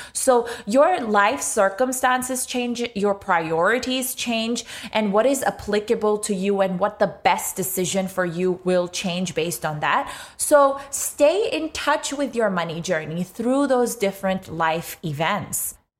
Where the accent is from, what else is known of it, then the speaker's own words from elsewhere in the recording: Pakistan; moved away as an adult; now in Australia; grew up in Pakistan for most of my life, came to Australia seven or eight years ago today